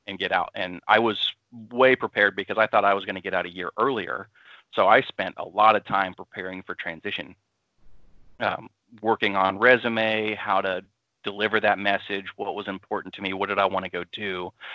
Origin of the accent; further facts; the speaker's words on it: Austin, Texas, United States; moved away as an adult; I'm from Austin, Texas originally, so I'm kind of a city slicker.